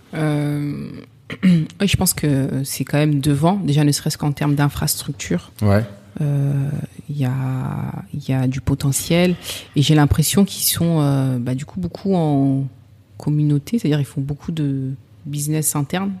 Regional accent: Sevran, Île-de-France, France; j'ai grandi à Sevran.

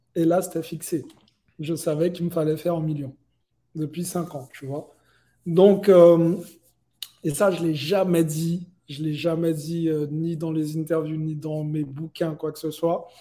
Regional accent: Guadeloupe, France; now in Miami, United States; j'ai grandi euh, euh, en Guadeloupe

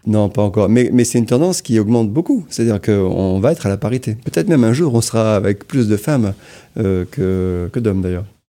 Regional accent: Amiens, Hauts-de-France, France; je suis d'Amiens

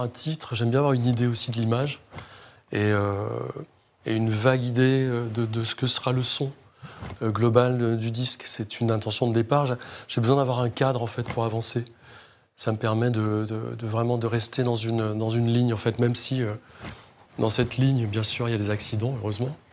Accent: Rennes, Brittany, France; je suis de Rennes, ah. d'adoption, mais je suis arrivé à Rennes à l'âge de 8 ans

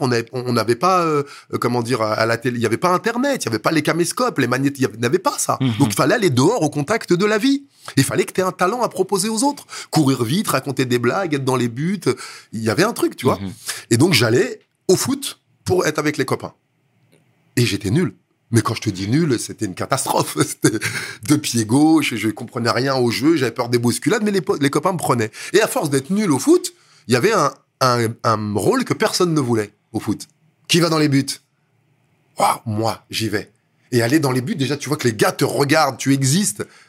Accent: Villejuif, Île-de-France, France; born or raised there; also born or lived in Dakar, Senegal

